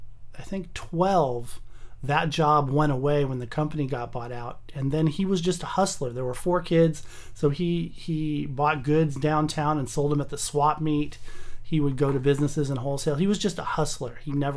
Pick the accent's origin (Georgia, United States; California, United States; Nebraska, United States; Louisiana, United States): California, United States; Pasadena; also born or lived in Newport Beach / Huntington Beach / Irvine / North Hollywood; I've lived in L.A. my whole life. What part of L.A.? I was born in Pasadena. I went to school at UCLA, lived there for 4 years. Mm-hmm. Moved down to Newport Beach for a year, Huntington Beach, Irvine for a couple of years, North Hollywood for 10 years.